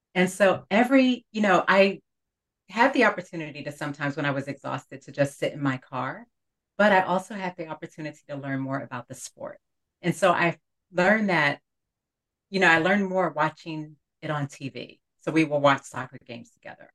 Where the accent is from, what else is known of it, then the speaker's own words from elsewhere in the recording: New York City, New York, United States; growing up in Brooklyn, New York